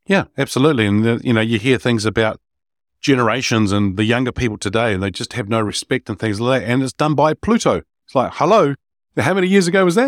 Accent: New Zealand; I'm Kiwi, uh, New Zealander

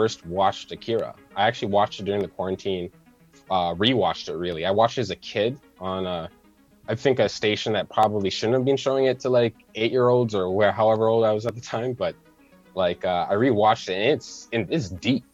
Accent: Toronto, Ontario, Canada; I'm from Toronto

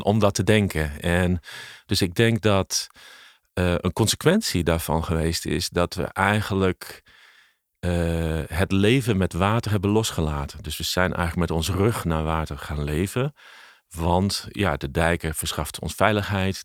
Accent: Leeuwarden, Friesland, Netherlands; het opgroeien in Friesland

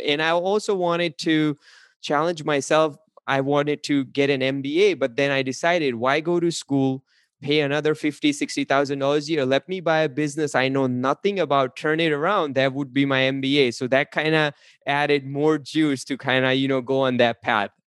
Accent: India; English is a second language; moved away; originally, I'm an immigrant from India. I came here. I was not speaking a word of English

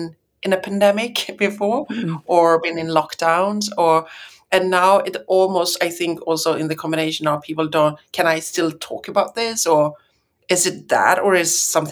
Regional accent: Sweden

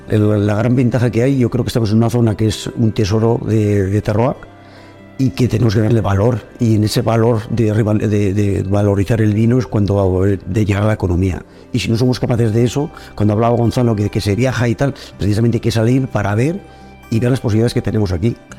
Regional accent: Cintruénigo, Navarre, Spain; sí que soy un hombre de pueblo y de hecho nunca he querido salir de mi pueblo

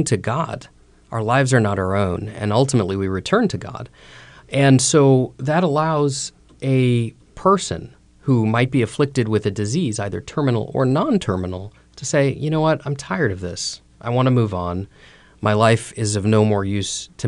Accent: Toledo, Ohio, United States; moved away; when I was growing up in Toledo, Ohio

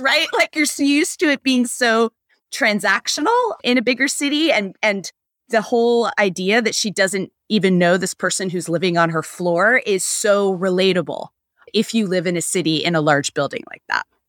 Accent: United States

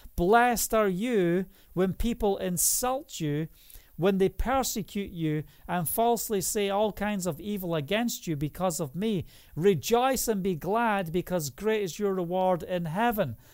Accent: Scotland, United Kingdom; now in Israel; I'm from Scotland

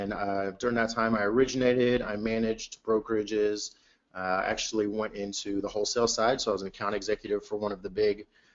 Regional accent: Houston, Texas, United States; also born or lived in Clear Lake, Houston; back closer to where home has always been, which is on the north side of Houston in the Woodlands and Spring area

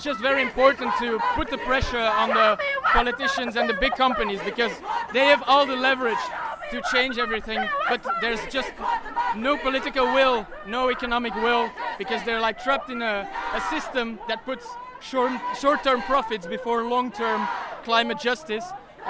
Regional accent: Belgium; English is a second language; We are from Belgium.

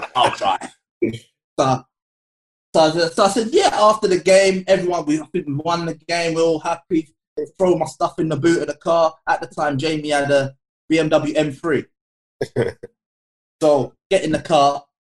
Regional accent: London, United Kingdom; I grew up in Edmonton, Tottenham

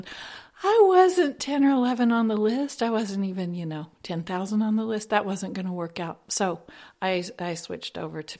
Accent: Kentucky, United States; I'm from hereabouts, to be honest. I grew up in Kentucky, over on the other side of the mountains

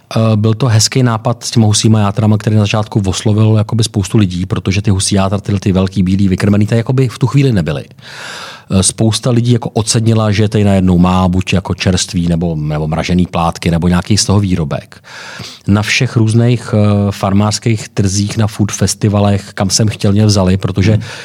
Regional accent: Czechia; jsem třeba z Čech

